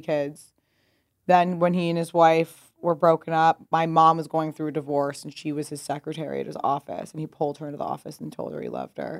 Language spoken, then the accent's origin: English; Pasadena, California, United States; moved away as an adult; also born or lived in New York; Pasadena, California.